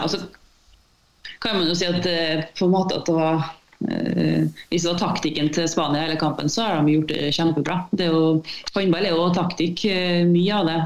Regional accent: Malvik, Trøndelag, Norway; jeg kommer fra Malvik

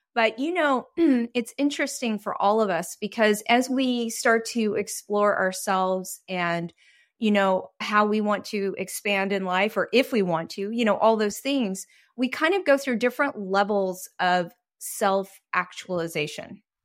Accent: Texas, United States; moved away as an adult; also born or lived in Greece / Taiwan; I was raised in a fairly religious situation just 'cause I grew up in Texas

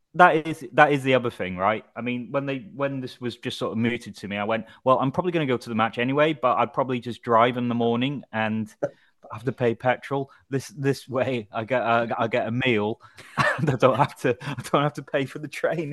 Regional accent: Wrexham, Wales, United Kingdom; I'm from Wrexham

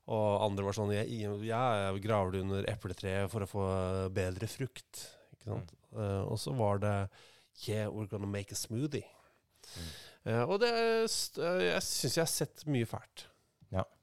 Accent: Molde, Møre og Romsdal, Norway; born there; Jeg er født på Molde sykehus.

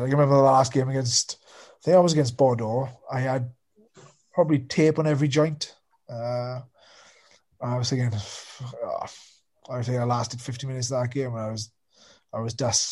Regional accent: Wales, United Kingdom; being a Welshman

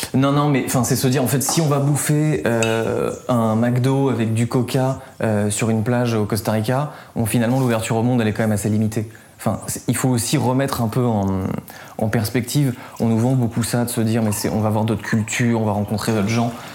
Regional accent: south-east France, France; je viens du sud-est de la France

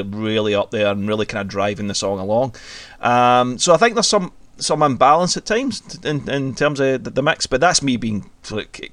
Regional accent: Scotland, United Kingdom; we are Scottish

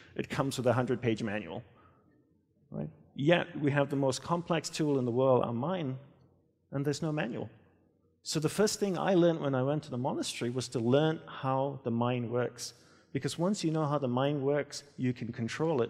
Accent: Australia; moved away as an adult; also born or lived in Hawaii; I grew up in Australia and I left and went to Hawaii, where I joined my guru's monastery

